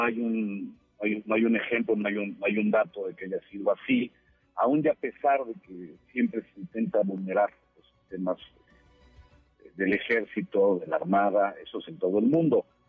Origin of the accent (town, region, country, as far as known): Mexico